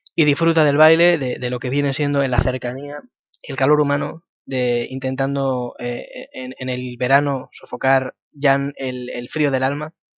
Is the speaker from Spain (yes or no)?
yes; Madrid, Community of Madrid, Spain; yo soy de Madrid